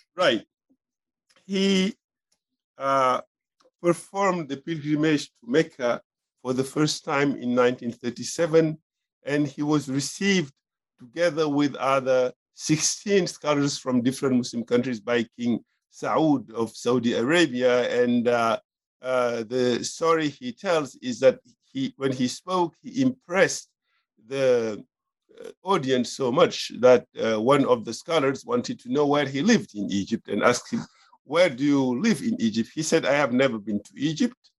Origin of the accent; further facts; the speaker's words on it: Senegal; moved away as an adult; also born or lived in France; I was born in Senegal and I grew up there